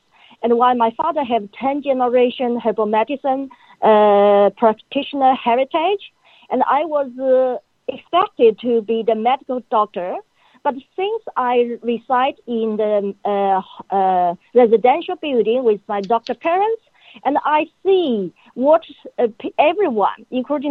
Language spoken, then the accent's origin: English; China; now in Australia; I grew up in China. China is a country of my birth. Australia is a country of my choice.